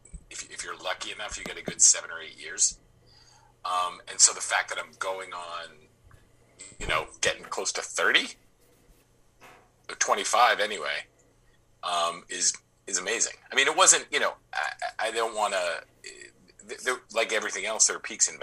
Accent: Boston, Massachusetts, United States; growing up in Boston

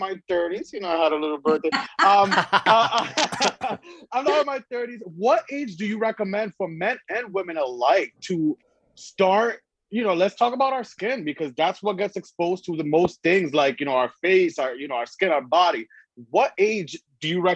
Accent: Puerto Rico; moved away; growing up in Puerto Rico, like little

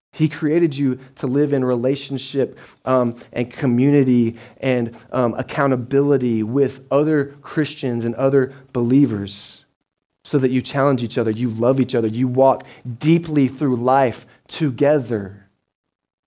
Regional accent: Dallas, Texas, United States; moved away as an adult; also born or lived in Butler, Georgia; I'm from Dallas, so I grew up 7 million people

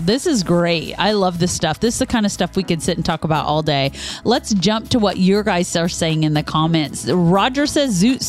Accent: Topeka, Kansas, United States; my hometown of Topeka, Kansas

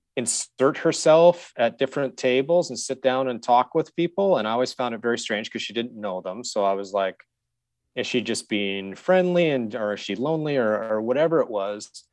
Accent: Saskatoon, Saskatchewan, Canada; I grew up in Saskatchewan, and so I grew up in Saskatoon

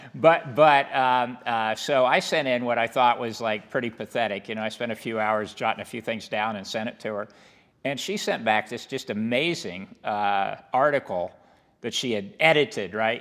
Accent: Hesston, Kansas, United States; where I grew up in Heston was about twenty minutes from where, uh, the, you know, where Wichita is

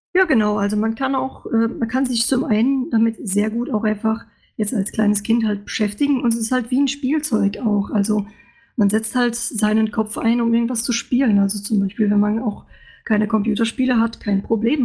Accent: Luxembourg; moved away as an adult; now in Stuttgart, Germany; Ich bin eigentlich aus Luxemburg und äh, bin für mein Studium in Stuttgart gelandet

